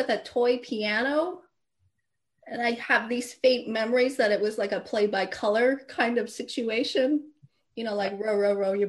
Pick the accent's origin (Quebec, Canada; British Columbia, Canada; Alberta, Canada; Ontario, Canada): Alberta, Canada; Calgary; now in Los Angeles, United States; musician growing up in Calgary